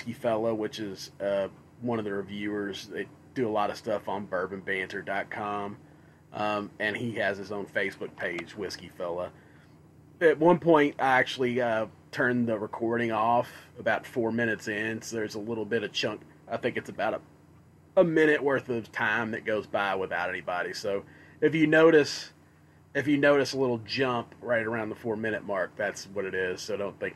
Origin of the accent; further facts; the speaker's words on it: Kentucky, United States; moved away as an adult; now in Wisconsin, United States; I miss Kentucky